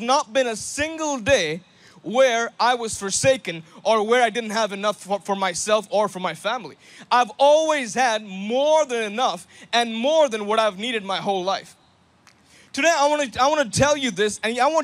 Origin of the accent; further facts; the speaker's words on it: India; I'm from India